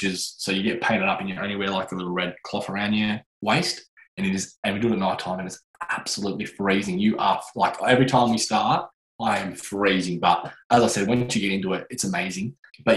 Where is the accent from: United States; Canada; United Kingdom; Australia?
Australia; as an Australian